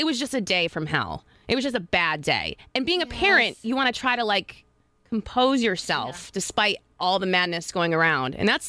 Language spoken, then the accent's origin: English; New York, United States; moved away as an adult; now in San Diego, United States; I'm originally from New York. Been in San Diego for 4 years now.